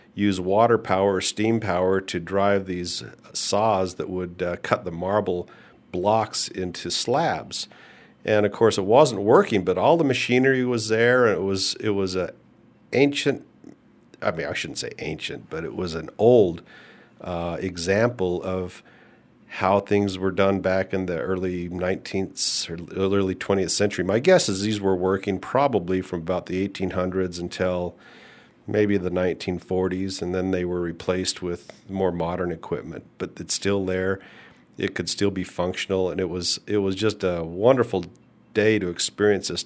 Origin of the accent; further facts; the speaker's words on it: United States; "Well, I'm American."